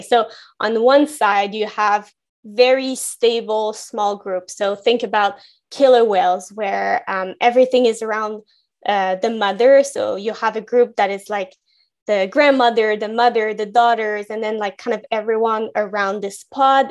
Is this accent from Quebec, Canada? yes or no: yes; Gatineau, Quebec, Canada; moved away; I grew up in Gatineau in Quebec